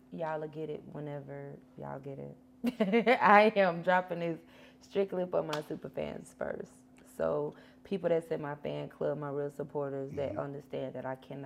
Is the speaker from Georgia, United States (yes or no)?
yes; Blakely, Georgia, United States; now in Atlanta, United States; I'm from Blakely